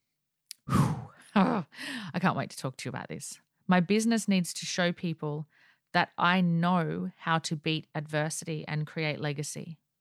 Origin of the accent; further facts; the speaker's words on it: Australia; accent: Aussie; I am Aussie